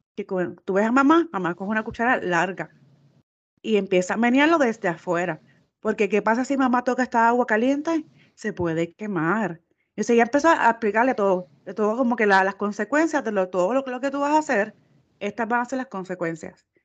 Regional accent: Puerto Rico; nosotros somos de Puerto Rico

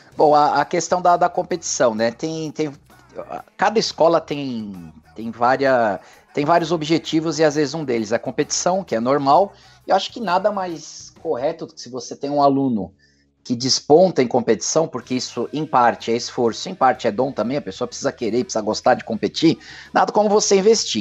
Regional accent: São Paulo, Brazil; moved away as an adult; now in Ribeirão Preto, Brazil; Eu nasci e morei 47 anos em São Paulo, eu tô há 4, 3 anos aqui em Ribeirão Preto

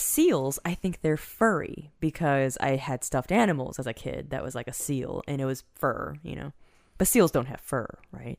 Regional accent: Fairfax County, Virginia, United States; I grew up in Fairfax County. It's pretty affluent there

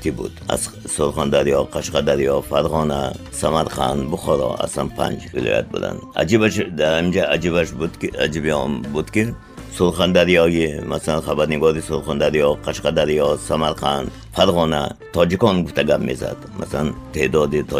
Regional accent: Tajikistan; ман миллатгарон нестам ман миллатдӯстам ман тоҷикам ва ҳамин забони миллатиман дӯст медорам

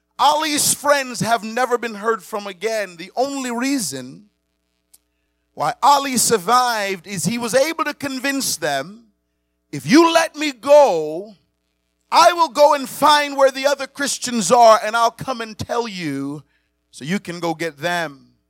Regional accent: Miami, Florida, United States; also born or lived in Montego Bay, Jamaica; I was reminded of when I was growing up in Miami. I was born in Montego Bay, Jamaica. I came to America at the age of 11 in 1987. I moved to Miami at that time.

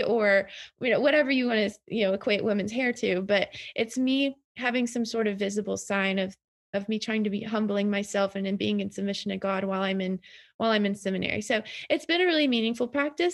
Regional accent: the South, Southern United States, United States; as a Southerner

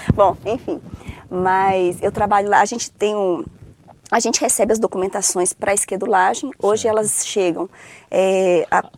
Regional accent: Brasília, Federal District, Brazil; also born or lived in Rio de Janeiro / São Paulo / Viçosa; Morei em São Paulo até os três anos e vim para Brasília aos três. Então, assim, eu me considero candanga

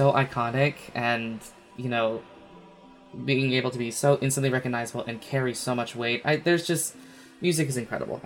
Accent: United States; also born or lived in Las Vegas; I, live in the USA, I'm American

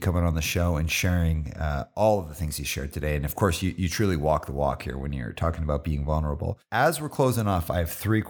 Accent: Calgary, Alberta, Canada; … is like such a Canadian thing that, like, I grew up in Calgary.

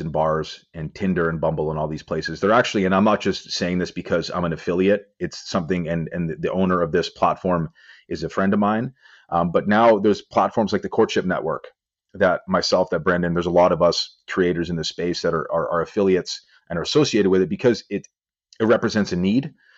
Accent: Vancouver, British Columbia, Canada; I'm well known in my hometown of Vancouver because I own a gym

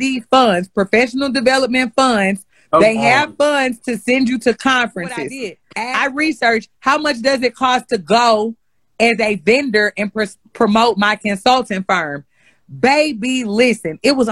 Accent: St. Louis, Missouri, United States; accent: Ebonics; first language Ebonics; my teachers when I was in St. Louis Public

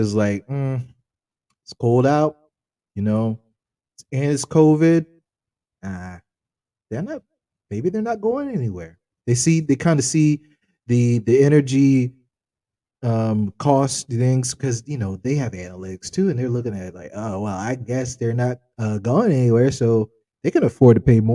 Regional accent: United States; we're American

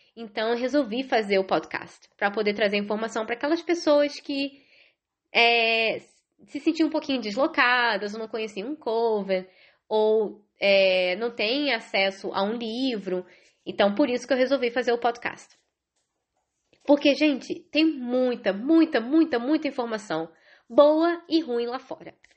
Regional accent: Rio de Janeiro, Brazil; moved away as an adult; now in Ireland; moro na Irlanda desde 2010, é, sou carioca

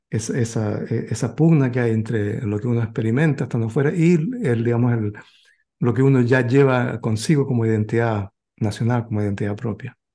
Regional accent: Chile; now in United States; chileno a pesar de que cuando voy a Chile eh, la gente, yo veo que no me trata como chileno

